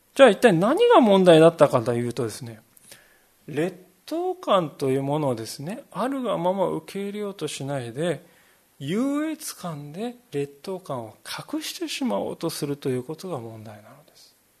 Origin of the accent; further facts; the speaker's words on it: Japan